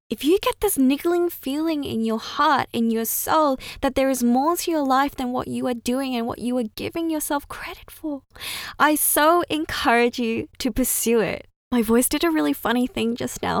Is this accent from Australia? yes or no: yes; Australia; first language Chinese; English is a second language; I was born and raised in Australia. And funnily enough, English is my second language.